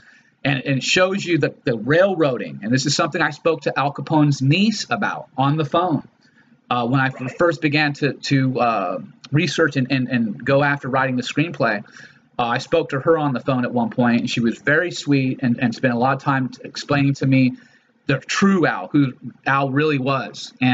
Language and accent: English; Los Angeles, California, United States; also born or lived in Chicago, Illinois; I was a kid growing up in Los Angeles